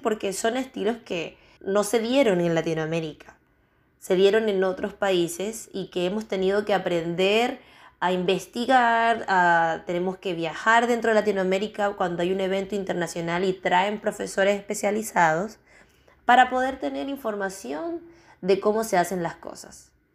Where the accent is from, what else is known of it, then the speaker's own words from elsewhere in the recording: Venezuela; moved away as an adult; also born or lived in Chile; now in Spain; Yo soy venezolana, pero ya llevo seis años fuera de Venezuela